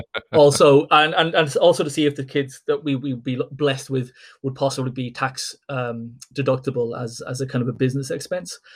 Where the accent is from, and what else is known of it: Ireland